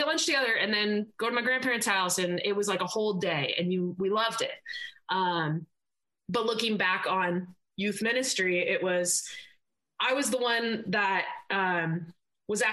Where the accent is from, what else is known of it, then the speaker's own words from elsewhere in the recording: Seattle, Washington, United States; I am actually in my hometown. So I'm in the Seattle-ish area